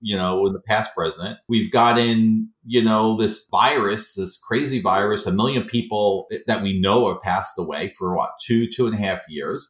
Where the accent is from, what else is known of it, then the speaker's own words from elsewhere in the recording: New York City, New York, United States; I'm not from Boston. I'm from Queens, New York.